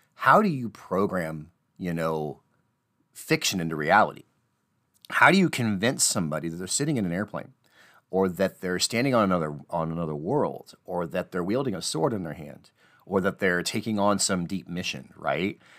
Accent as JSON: {"language": "English", "region": "Midwest", "country": "United States", "said": "I'm from the Midwest, so I talk about basements"}